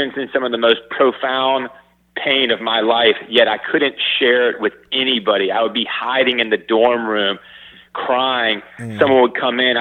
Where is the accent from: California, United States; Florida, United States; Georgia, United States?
Georgia, United States; Atlanta; moved away as an adult; also born or lived in Madison, Wisconsin; I grew up in Atlanta. I went up to school in Madison, Wisconsin